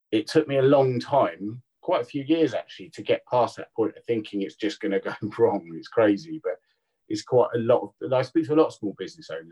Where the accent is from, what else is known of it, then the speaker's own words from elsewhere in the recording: Tring, East of England, United Kingdom; moved away as an adult; now in Bournemouth, United Kingdom; I grew up in Tring